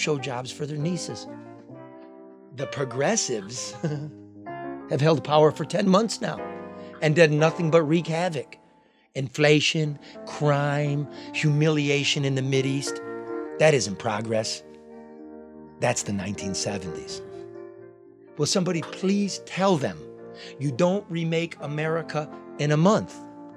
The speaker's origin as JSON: {"language": "English", "region": "Midwest", "country": "United States", "tie": "born or raised there", "said": "growing up in the Midwest"}